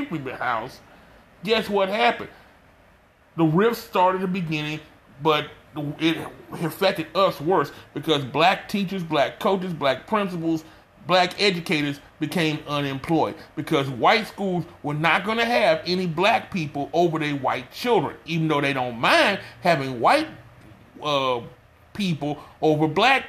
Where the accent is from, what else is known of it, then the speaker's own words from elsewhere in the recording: Texas, United States; my home state of Texas